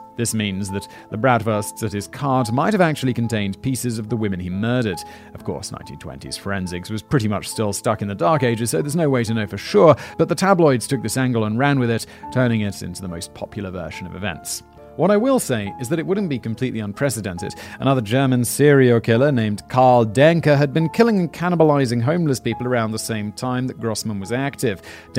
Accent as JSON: {"language": "English", "country": "United Kingdom", "said": "Because Callum's British, I'm obviously British."}